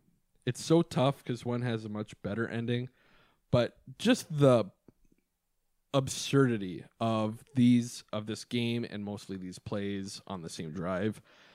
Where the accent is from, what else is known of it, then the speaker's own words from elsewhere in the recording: Superior, Wisconsin, United States; We unfortunately live in Viking land. We are from Superior, Wisconsin, as we always say.